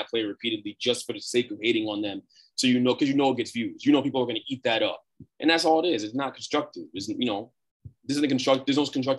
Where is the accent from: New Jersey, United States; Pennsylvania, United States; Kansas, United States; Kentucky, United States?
New Jersey, United States; I don't care that I'm from Jersey.